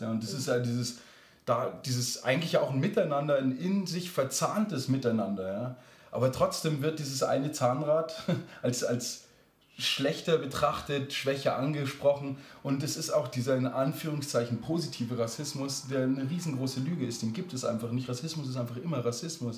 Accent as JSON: {"language": "German", "region": "Lower Bavaria", "country": "Germany", "tie": "born or raised there", "also_born_or_lived": "Munich", "said": "ich bin auch in München geboren, aber dann in Niederbayern ähm, aufgewachsen, auf dem Land"}